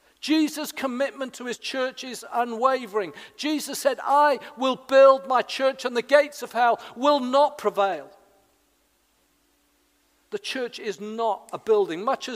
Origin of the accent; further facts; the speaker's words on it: Wales, United Kingdom; now in Hedge End, United Kingdom; 35 years ago nearly now, I came from South Wales, confused about church, and I came and became part of a small church community in Hedge End.